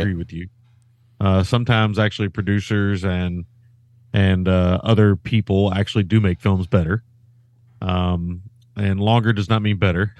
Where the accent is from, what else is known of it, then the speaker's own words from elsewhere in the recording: Kentucky, United States; us Kentucky guys